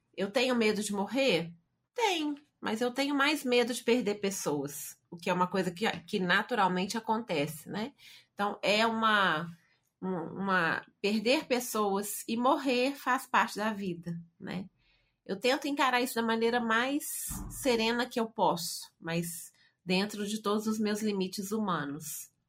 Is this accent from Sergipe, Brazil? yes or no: no; Belo Horizonte, Minas Gerais, Brazil; Hoje sou mineira de Belo Horizonte